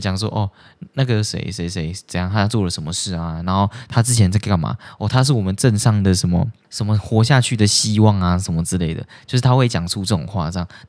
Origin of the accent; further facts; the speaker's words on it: Taiwan; 我们是台湾人，然后我们就在那边聊天什么的